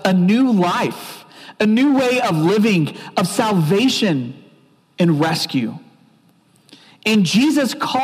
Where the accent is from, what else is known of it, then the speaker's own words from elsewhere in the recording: Oklahoma, United States; I grew up in Oklahoma